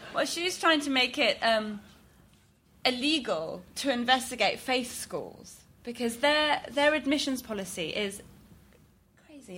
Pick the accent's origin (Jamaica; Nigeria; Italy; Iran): Iran; moved away; I'm originally from Iran